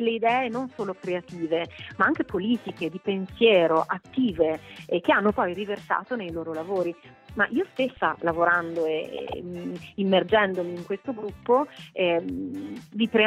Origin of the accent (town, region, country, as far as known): Trentino-Alto Adige, Italy